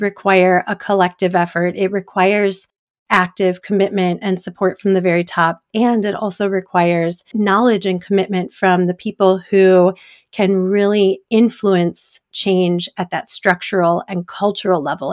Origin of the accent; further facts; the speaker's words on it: Detroit, Michigan, United States; now in Washington, D.C., United States; I grew up in the suburbs of Detroit